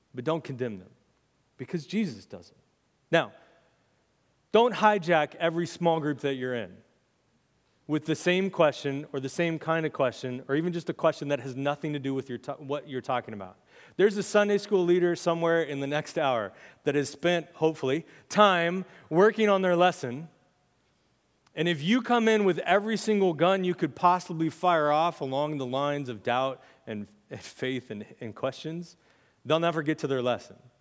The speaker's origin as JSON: {"language": "English", "country": "United States", "said": "as American Christians"}